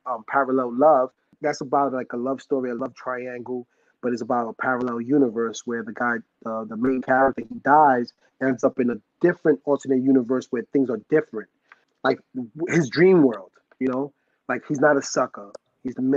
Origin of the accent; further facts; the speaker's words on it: New York City, New York, United States; on my block where I grew up in the Bronx